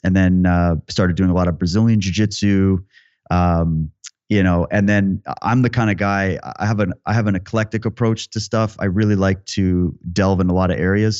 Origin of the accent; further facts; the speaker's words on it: Yorkton, Saskatchewan, Canada; I grew up in Yorkton, Saskatchewan